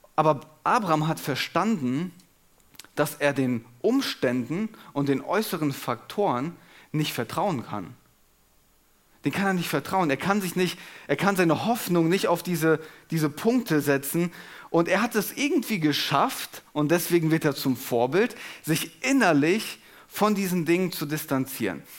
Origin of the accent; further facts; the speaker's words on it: Germany; wir uns als Deutsche